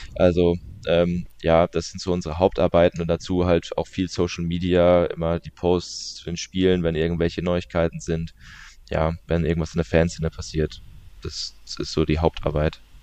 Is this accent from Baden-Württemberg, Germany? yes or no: yes; Leimen, Baden-Württemberg, Germany; also born or lived in Walldorf; ich komme aus der Region, ich bin in der Nähe von, ich bin in Leimen tatsächlich geboren